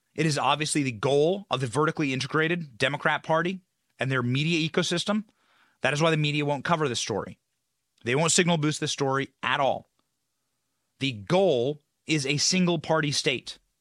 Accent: Iowa, United States; I'm from Iowa.

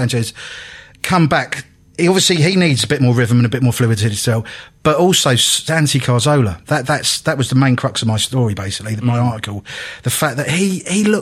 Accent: London, United Kingdom; now in Hitchin, United Kingdom; I'm from London originally, but I live in a place called Hitching, which is Hitching, 30 right. miles north of London now

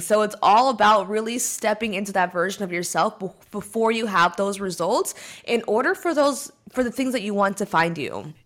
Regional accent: California, United States; moved away as an adult; here in California where I'm from

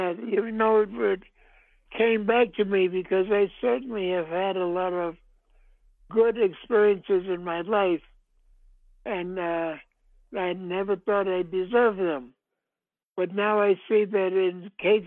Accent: New York, United States; I'm from New York

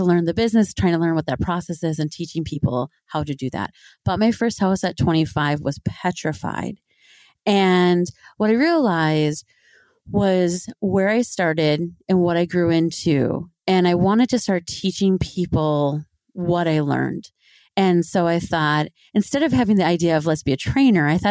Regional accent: Twin Cities area, Minnesota, United States; moved away; I grew up in Minnesota, so in the Twin Cities area, Minneapolis, St. Paul area

